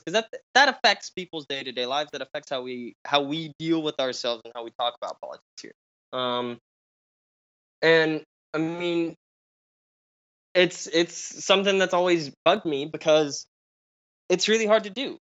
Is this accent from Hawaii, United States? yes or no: no; Oklahoma, United States; accent: Southern Midland; we we don't have the same accent as the South. You know, Mm-mm. we're not classified as being Southern. We're part of the Southern Midland accent group